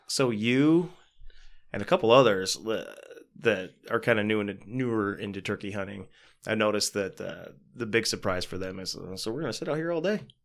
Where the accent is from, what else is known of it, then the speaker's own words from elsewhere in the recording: United States; I grew up in the Buchanan area, South mm-hmm. South County